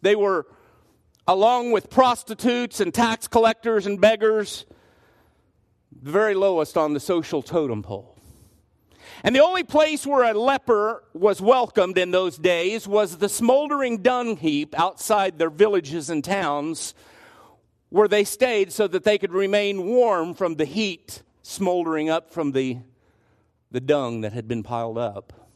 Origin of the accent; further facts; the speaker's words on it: Garden City, United States; much like the one that I grew up in in Garden City